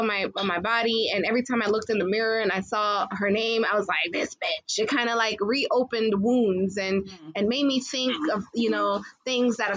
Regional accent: Jamaica; I am Jamaican

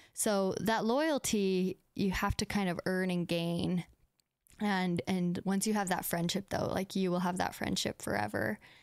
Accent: United States; accent: American; also born or lived in Russia

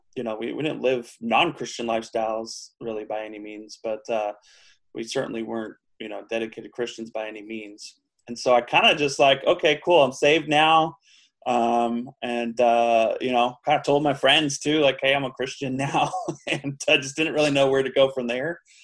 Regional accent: Huntington Beach, California, United States; moved away; also born or lived in Anchorage, Alaska; I was born in Anchorage, Alaska lived there till I was about six. Uh, I think right before my sixth birthday, we moved to Southern California. And so that's really where I grew up was Southern California. We, we lived in Huntington Beach

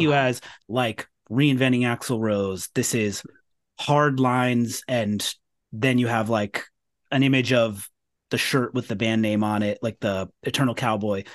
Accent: California, United States; moved away; I'm originally from California

